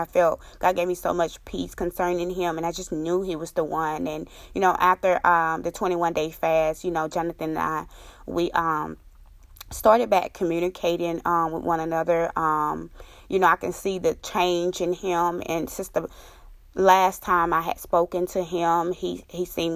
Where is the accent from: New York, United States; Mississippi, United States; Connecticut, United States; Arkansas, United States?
Mississippi, United States; moved away; my home state, Mississippi